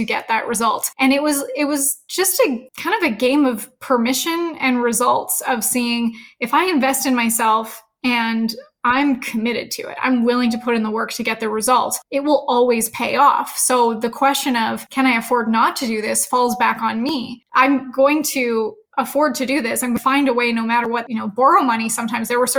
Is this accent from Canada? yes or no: yes; Canada; also born or lived in Edmonton, Alberta; I'm Canadian, so I went to school in Edmonton, Alberta